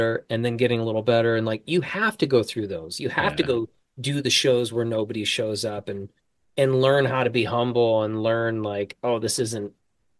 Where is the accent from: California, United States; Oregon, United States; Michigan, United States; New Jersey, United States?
Michigan, United States; Traverse City; moved away; my hometown in Traverse City